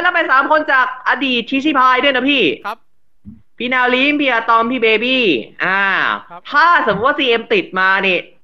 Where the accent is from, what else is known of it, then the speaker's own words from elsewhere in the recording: Rayong, Thailand; จังหวัดบ้านเกิด ผมจังหวัดระยอง